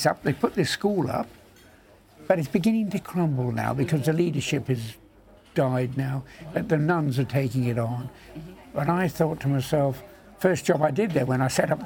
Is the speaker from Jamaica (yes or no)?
no; England, United Kingdom; As an English beekeeper too, as a beekeeper